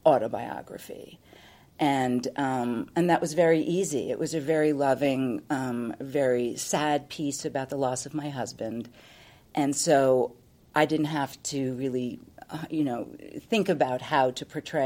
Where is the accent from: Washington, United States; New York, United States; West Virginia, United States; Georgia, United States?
New York, United States; being a New Yorker